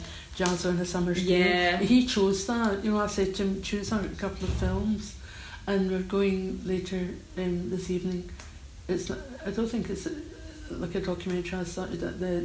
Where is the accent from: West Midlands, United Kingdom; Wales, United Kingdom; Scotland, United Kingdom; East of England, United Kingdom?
Scotland, United Kingdom; Old Kilpatrick; No, I don't come from Glasgow. I come from Old Kilpatrick, so I come from a village.